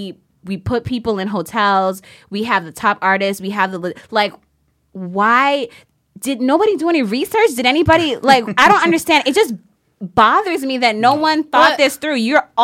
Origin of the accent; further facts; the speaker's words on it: St. Kitts & Nevis; I'm from St. Kitts.